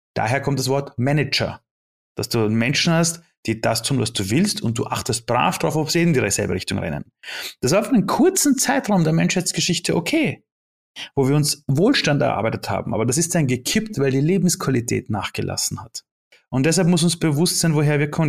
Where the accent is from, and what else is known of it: Austria; born or raised there; also born or lived in Iran